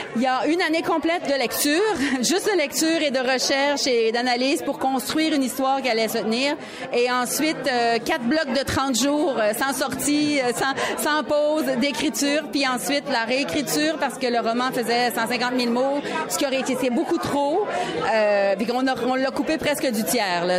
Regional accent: Quebec, Canada; accent: Québécois; notre accent québécois

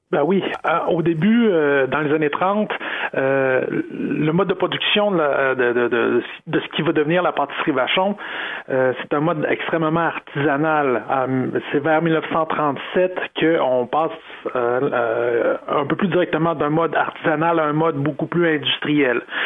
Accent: Sainte-Marie, Quebec, Canada; j'ai grandi à Sainte-Marie

